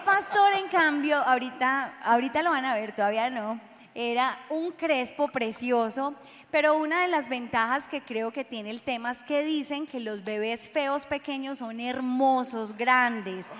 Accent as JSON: {"language": "Spanish", "town": "Medellín", "region": "Antioquia", "country": "Colombia", "tie": "born or raised there", "also_born_or_lived": "Cesar"}